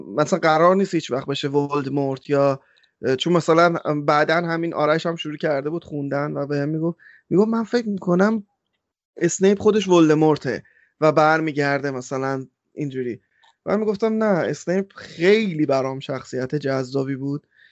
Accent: Iran; moved away; ما آخر ایرانیم

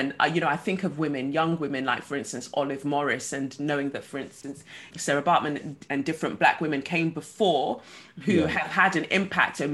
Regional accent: London, United Kingdom; growing up in Peckham in the 90s

